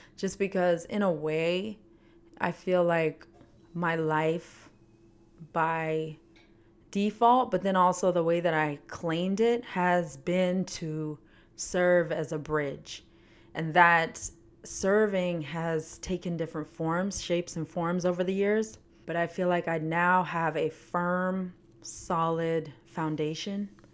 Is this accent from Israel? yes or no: no; Canada; moved away as an adult; now in United States; I was born and raised in Canada, lived there for twenty years, moved to the United States when I was twenty, well, nineteen